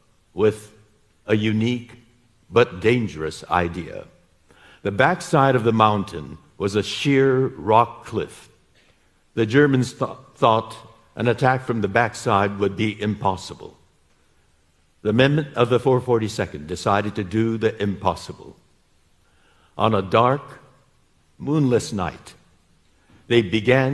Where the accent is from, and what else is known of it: United States